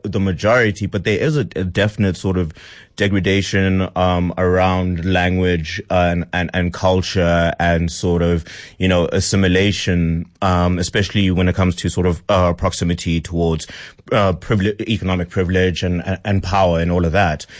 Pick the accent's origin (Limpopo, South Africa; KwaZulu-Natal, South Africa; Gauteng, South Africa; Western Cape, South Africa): Gauteng, South Africa; Pretoria; I grew up in Pretoria